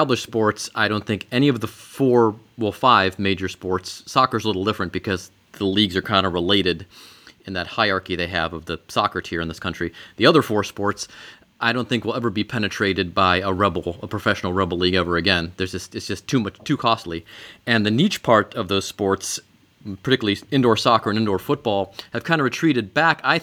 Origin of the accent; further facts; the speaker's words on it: Cleveland, Ohio, United States; Cleveland, my hometown